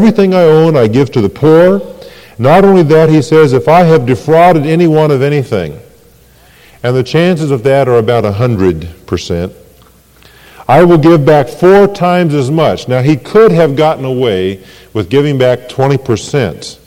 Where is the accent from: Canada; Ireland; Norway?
Ireland; I am Irish. I'm glad I'm Irish.